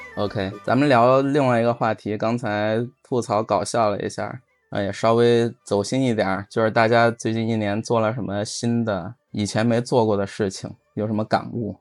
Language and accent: Chinese; China; 我是中国人